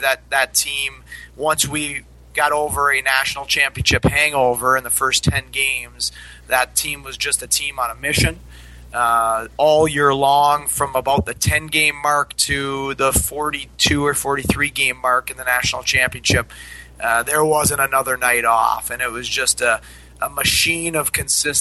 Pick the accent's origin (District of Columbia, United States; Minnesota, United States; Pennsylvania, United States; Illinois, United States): Minnesota, United States; moved away as an adult; also born or lived in Denver; now in Troy, United States; I grew up in Minnesota.